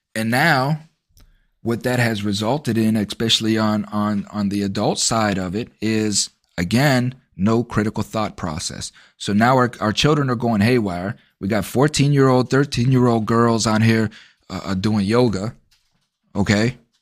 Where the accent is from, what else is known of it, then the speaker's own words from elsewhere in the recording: United States; American citizens